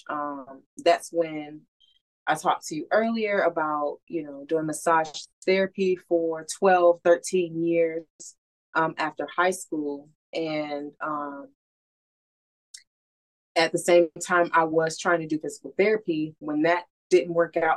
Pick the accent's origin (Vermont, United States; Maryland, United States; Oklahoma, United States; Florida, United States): Florida, United States; I grew up here in Florida